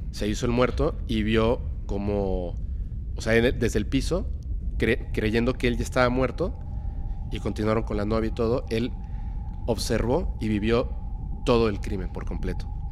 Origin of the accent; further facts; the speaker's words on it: Mérida, Yucatán, Mexico; also born or lived in Mexico City; yo soy eh, mexicano